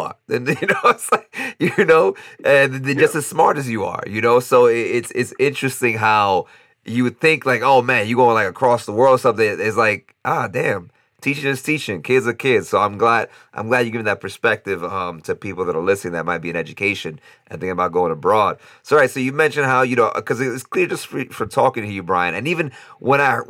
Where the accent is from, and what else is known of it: New York, United States; moved away as an adult; now in Costa Rica